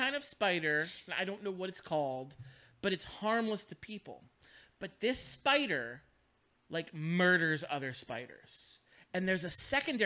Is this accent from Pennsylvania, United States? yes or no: yes; Pittsburgh, Pennsylvania, United States; accent: Pittsburgh; We have the Pittsburgh accent